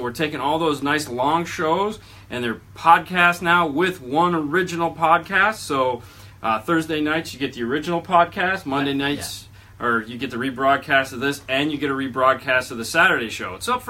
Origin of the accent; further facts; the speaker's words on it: California, United States; He's from Ohio, I'm from California.